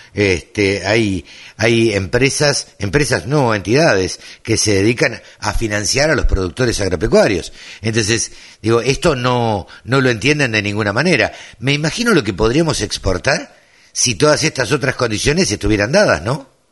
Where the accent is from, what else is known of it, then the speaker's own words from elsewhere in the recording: Maipú, Buenos Aires Province, Argentina; Cerca de mi pueblo